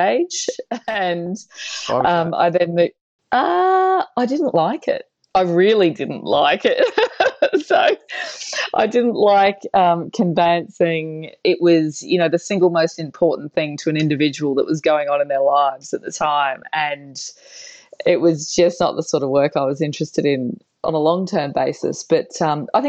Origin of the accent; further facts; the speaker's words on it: Cairns, Queensland, Australia; also born or lived in Brisbane / Sydney; I grew up in Cairns in northern Queensland in Australia, and only moved to Brisbane when I was about 15